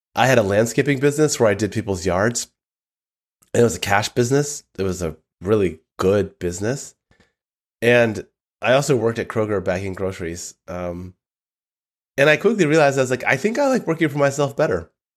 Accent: Southfield, Michigan, United States; moved away; I grew up in the northern suburbs of Detroit

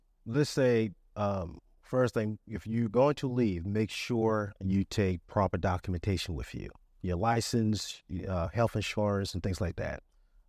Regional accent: Charleston, South Carolina, United States; Myself, born and raised in Charleston, went to Hugo back in 89.

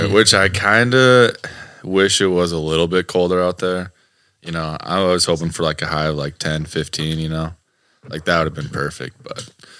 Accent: Iowa, United States; I grew up in Iowa as well. And my parents were Vikings fans.

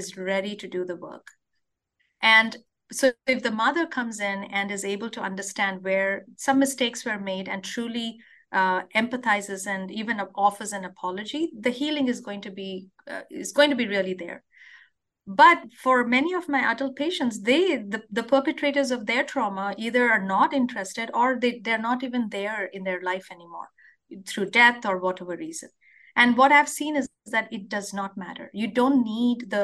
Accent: India; moved away as an adult; now in Wisconsin, United States; I grew up in India

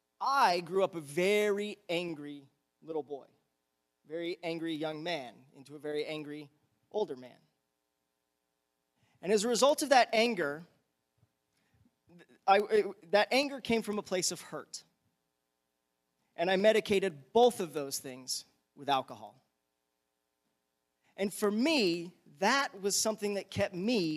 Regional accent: United States

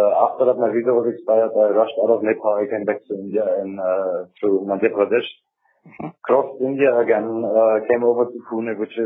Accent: Germany; moved away as an adult; I'm from Germany.

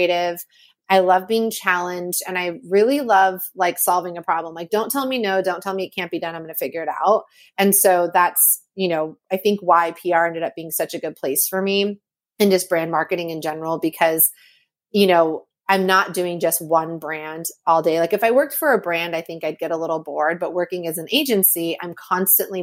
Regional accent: Napa, California, United States; I grew up in Napa, California.

